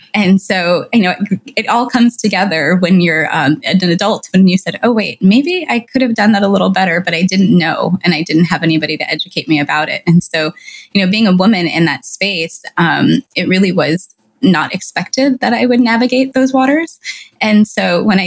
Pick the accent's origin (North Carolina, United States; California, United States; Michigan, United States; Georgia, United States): California, United States; I'm Latina and I'm of Mexican descent and I grew up in California